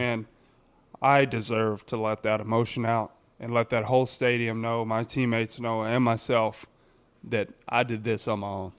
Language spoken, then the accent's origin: English; Texas, United States; in my home state